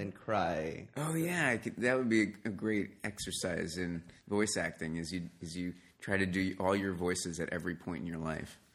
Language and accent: English; New York City, New York, United States; moved away; I grew up in New York City